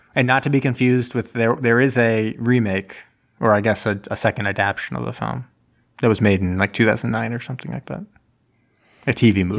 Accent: Martha's Vineyard, Massachusetts, United States; in my hometown

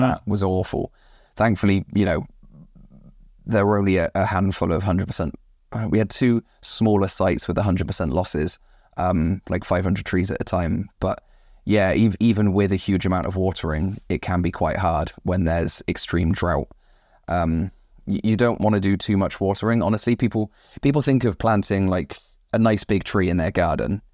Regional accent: West Country, South West England, United Kingdom; moved away as an adult; also born or lived in United States; I'm originally from the West Country

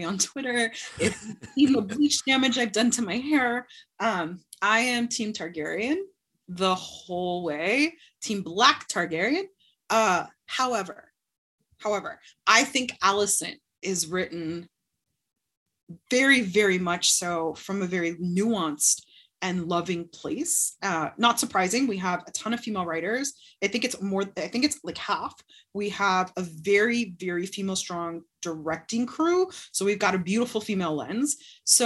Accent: Florida, United States; I'm from Florida

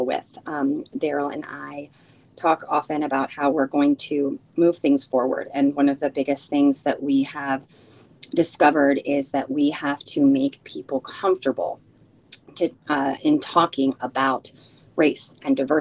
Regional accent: United States; first language Spanish; English is a second language; also born or lived in Chile; I am a first generation American. I was born here by 1 month. My family is originally from Chile, and my first language is Spanish

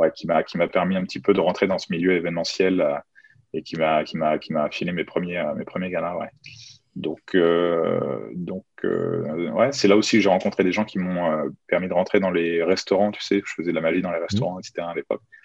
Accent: Chartres, Centre-Val de Loire, France; J'habite à Chartres, je suis originaire de Chartres dans l'Eure-et-Loire, à une heure de Paris.

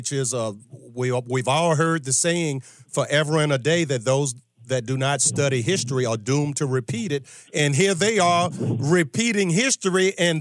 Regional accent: Virginia, United States; I'm from Virginia

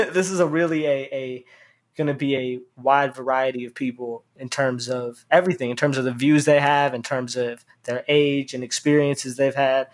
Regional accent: Boston, Massachusetts, United States; the Muslim community that I grew up with in the Boston area

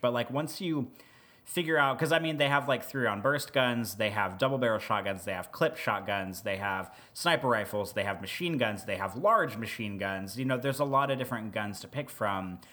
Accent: Midwest, United States; I'm from the Midwest

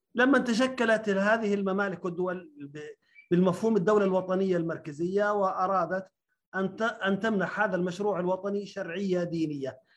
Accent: Jordan; عندنا في الأردن

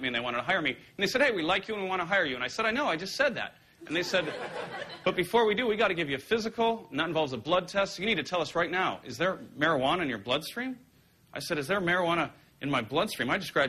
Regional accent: Ireland; I walked into a bar, and just because I'm Irish, the bartender was like, hey, buddy, can I get you something to drink?

